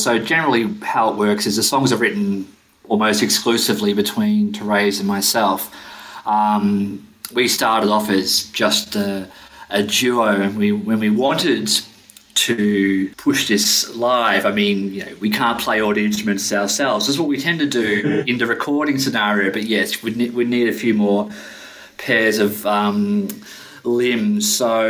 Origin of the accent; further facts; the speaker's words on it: Melbourne, Victoria, Australia; now in Sweden; the band formed when I moved to Sweden from Melbourne in Australia.